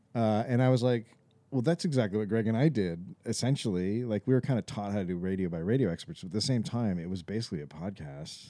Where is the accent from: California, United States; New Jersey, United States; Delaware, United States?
California, United States; Bay Area; moved away as an adult; also born or lived in Los Angeles; I was from the Bay Area